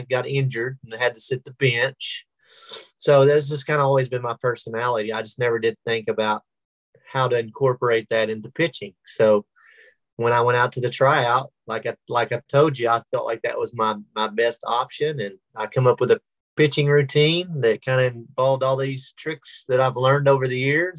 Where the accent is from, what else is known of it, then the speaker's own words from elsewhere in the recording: Sulphur, Oklahoma, United States; now in Oklahoma City, United States; I taught there at my hometown, Sulphur, Oklahoma, and coached baseball